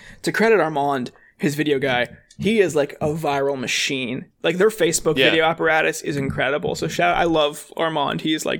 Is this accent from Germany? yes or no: no; Youngstown, Ohio, United States; now in Washington, D.C., United States; I grew up in Youngstown.